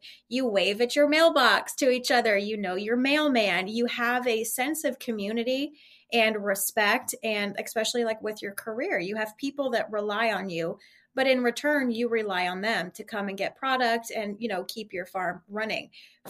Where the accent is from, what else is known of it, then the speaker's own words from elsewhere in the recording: Ohio, United States; because growing up in Ohio, I was the same. My grandparents lived in the same property for years since my mom was born